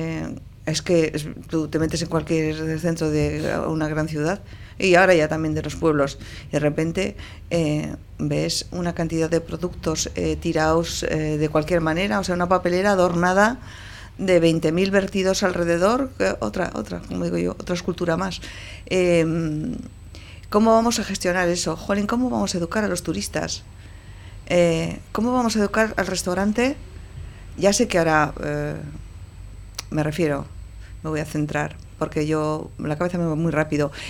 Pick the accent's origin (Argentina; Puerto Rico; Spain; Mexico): Spain; Portugalete, Basque Country; born or raised there